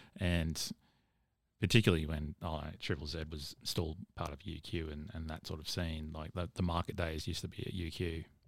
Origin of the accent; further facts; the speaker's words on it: Caboolture, Queensland, Australia; I grew up in Caboolture